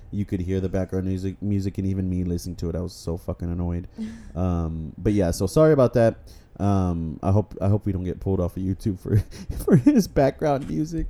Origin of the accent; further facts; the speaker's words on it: Texas, United States; we are from Texas